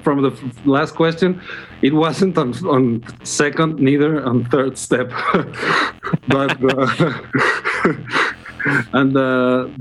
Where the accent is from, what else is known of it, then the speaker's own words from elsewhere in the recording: Guadalajara, Jalisco, Mexico; English is a second language; my hometown, which is Guadalajara